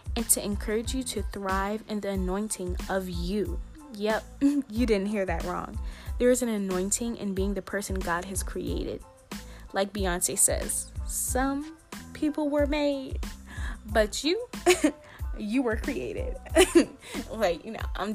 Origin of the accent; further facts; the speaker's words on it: Fayetteville, North Carolina, United States; I'm from Fayetteville, North Carolina